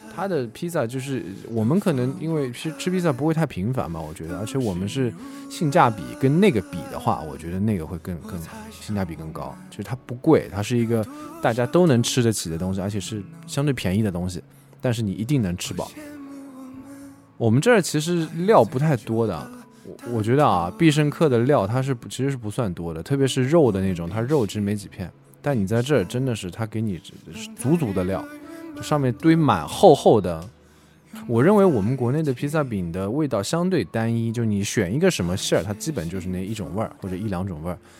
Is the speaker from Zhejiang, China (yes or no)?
yes; Hangzhou, Zhejiang, China; also born or lived in Germany; 在杭州演了一场，正好是在我家乡，在那儿演了一场